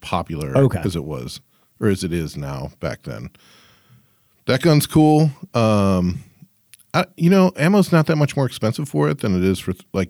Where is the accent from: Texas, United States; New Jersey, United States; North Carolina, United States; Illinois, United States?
Illinois, United States; Chicago; I grew up in Chicago, man.